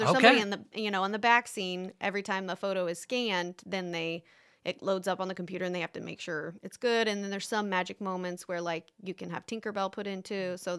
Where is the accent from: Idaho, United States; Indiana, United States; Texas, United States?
Indiana, United States; Bluffton; Yeah, that's where I'm originally from. And then when I moved to Orlando, I came back here.